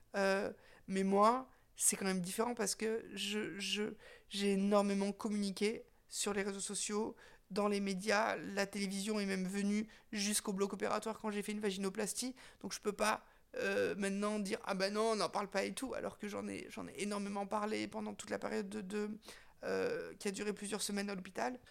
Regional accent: Windward Islands, French Polynesia; moved away; je me suis retrouvée à Tahiti, là où j'ai grandi

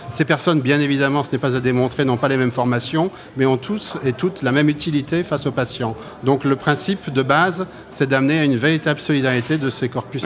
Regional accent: Brittany, France; je suis breton d'origine

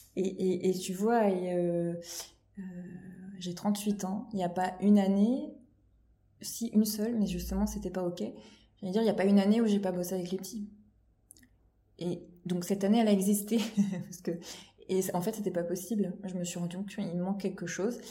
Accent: Normandy, France; also born or lived in Palaiseau, France / Paris region, France; now in Loire-Atlantique, France; je suis normande de, de, base, mais j'ai vécu une grande partie région parisienne

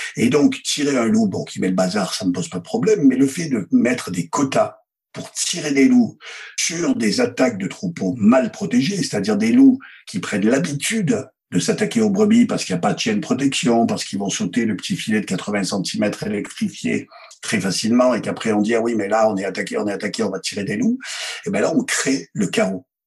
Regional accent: Provence-Alpes-Côte d'Azur, France; also born or lived in Isère; je suis fils d'assureur. C'est-à-dire que ça connaît dans mon bled des Hautes-Alpes. Mon père était assureur et toute mon enfance

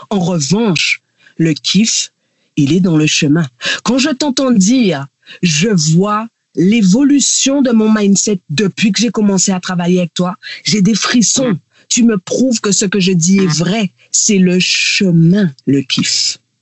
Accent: Guadeloupe; now in Réunion; je suis guadeloupéenne et je vis à La Réunion

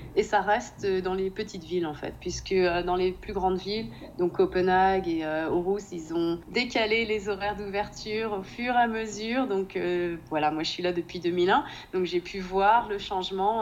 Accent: Nantes, Pays de la Loire, France; moved away as an adult; now in Denmark; je suis de Nantes

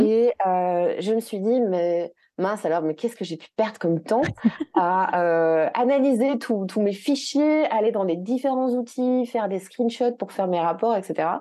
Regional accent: Belgium; ici en Belgique, parce que oui, je suis belge

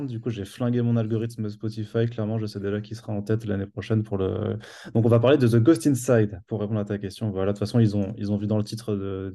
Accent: Strasbourg, Grand Est, France; moved away; je viens de Strasbourg

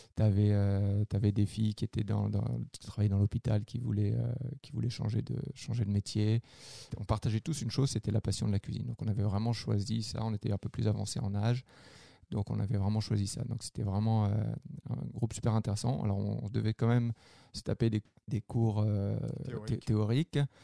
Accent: France; moved away as an adult; now in Quebec, Canada; je viens de la France. je suis arrivé au Québec en 2012.

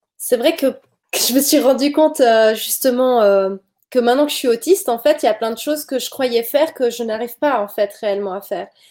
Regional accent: Switzerland; je viens de Suisse

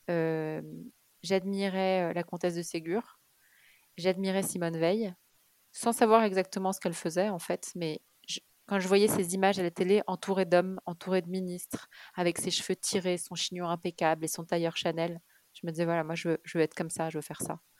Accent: Kuwait; born there; je suis née euh, au Koweït, parce qu'en fait mes parents vivaient à Beyrouth quand ma mère était enceinte de moi au tout début. Et puis ils ont fui la guerre du Liban et, et ils ont atterri au Koweït.

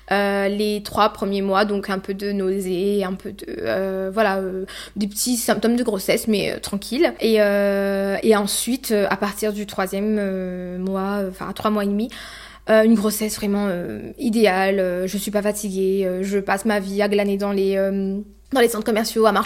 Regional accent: Sainte-Suzanne, France; donc je suis de Sainte-Suzanne.

